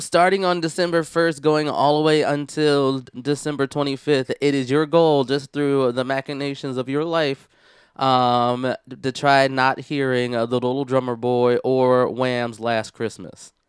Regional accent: Philadelphia, Pennsylvania, United States; now in Washington, United States; I'm originally from Philadelphia

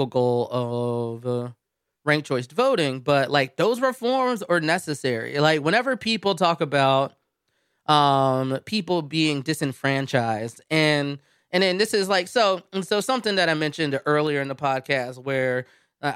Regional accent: Philadelphia, Pennsylvania, United States; moved away; I come from Philadelphia

